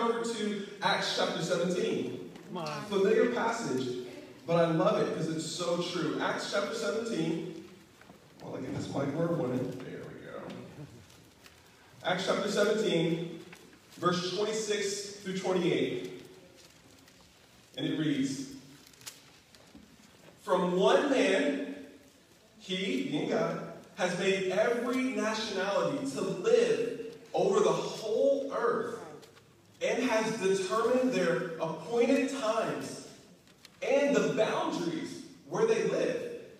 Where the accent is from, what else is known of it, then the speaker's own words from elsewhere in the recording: Kentucky, United States; moved away; You know, for me, I'm a country boy. You probably can't tell. As soon as I moved away from Kentucky, I got rid of my accent. But I was born and raised in Kentucky.